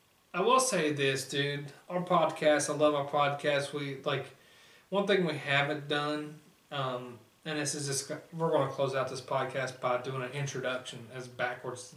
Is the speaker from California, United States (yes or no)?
no; West Virginia, United States; We're from West Virginia. That's what we represent. That's who we are through and through to our core.